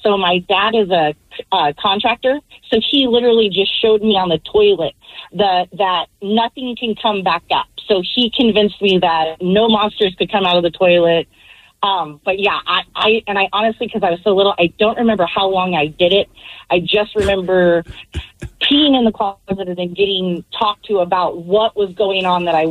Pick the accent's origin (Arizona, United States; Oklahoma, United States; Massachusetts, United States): Arizona, United States; I am from Arizona